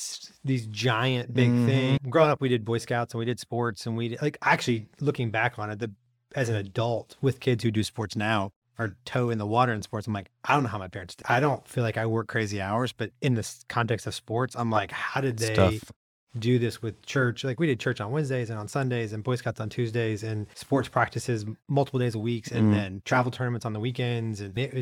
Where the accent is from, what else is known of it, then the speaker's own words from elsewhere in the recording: St. Louis, Missouri, United States; the school district next to us was Ferguson. I grew up in Florissant, was Ferguson, where like all the Ferguson riots and things were. Right? Yeah. So that is the edge of where I grew up.